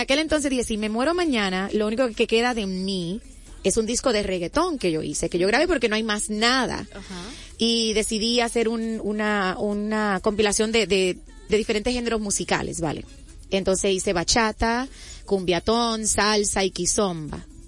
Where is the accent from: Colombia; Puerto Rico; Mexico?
Puerto Rico; Yo soy eh, natural de Puerto Rico, ahí al ladito.